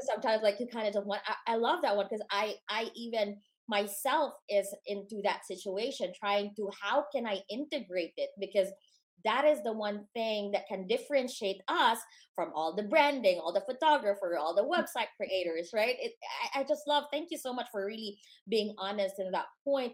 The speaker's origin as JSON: {"language": "English", "country": "Philippines", "tie": "born or raised there", "moved": "yes", "lives_now": "United States", "said": "born and raised in the Philippines"}